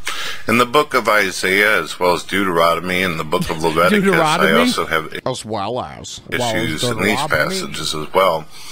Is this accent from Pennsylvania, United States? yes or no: no; St. Louis, Missouri, United States; I grew up in St. Louis, ladies and gentlemen. I grew up around bisexuals, homosexuals.